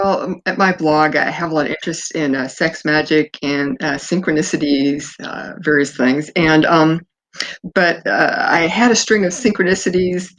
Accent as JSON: {"language": "English", "town": "Fresno", "region": "California", "country": "United States", "tie": "born or raised there", "said": "I was born in Fresno, California, and spent in the 1960s, early 60s, and we always had a lot of family up in the mountains"}